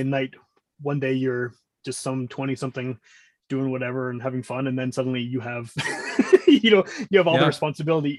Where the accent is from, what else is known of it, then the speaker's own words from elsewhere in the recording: Winnipeg, Manitoba, Canada; I grew up in Wolseley, which is kind of the hippie area of Winnipeg.